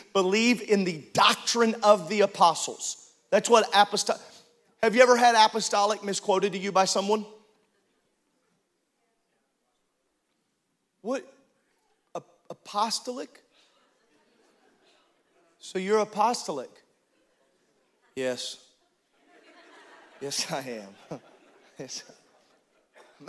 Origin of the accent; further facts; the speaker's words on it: Illinois, United States; I grew up in Illinois